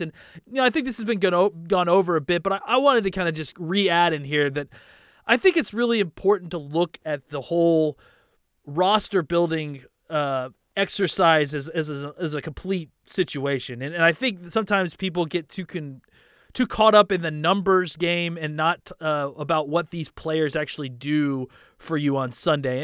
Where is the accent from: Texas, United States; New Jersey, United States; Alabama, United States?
Texas, United States; Dallas; now in Los Angeles, United States; I grew up in Dallas, and I live out here in Los Angeles now